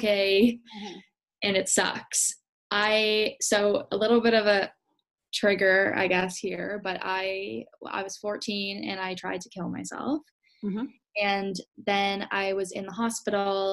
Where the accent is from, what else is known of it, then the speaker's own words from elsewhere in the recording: Canada; I was born and raised in Canada, but my family's from Holland